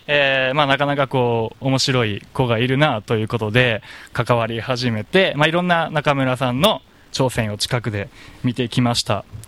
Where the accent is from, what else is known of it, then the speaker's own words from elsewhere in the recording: Kansai, Japan; now in Okinawa, Japan; 僕地元が関西なんで